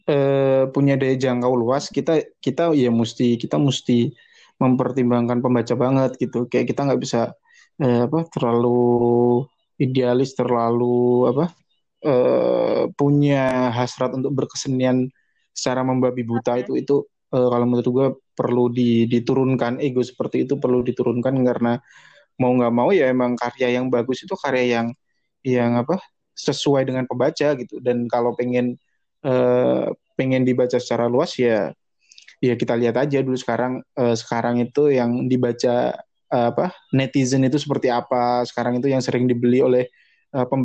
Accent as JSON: {"language": "Indonesian", "region": "Java", "country": "Indonesia", "said": "Suasananya Jogja banget dan gue sebagai orang Jawa juga sangat terkoneksi dengan ceritanya."}